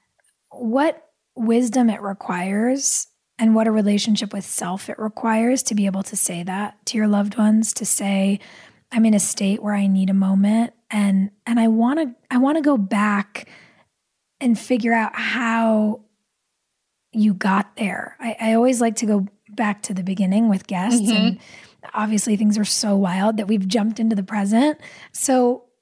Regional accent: Pasadena, California, United States; I grew up from middle school in Pasadena

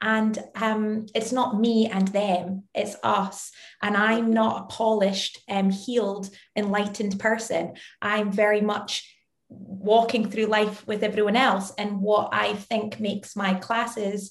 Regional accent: Scotland, United Kingdom; now in London, United Kingdom; I am as Scottish as they come

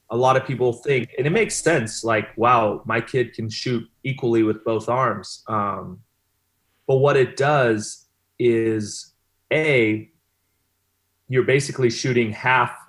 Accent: Long Beach, California, United States; also born or lived in Rio de Janeiro, Brazil / Milan, Italy; So I'm from Long Beach.

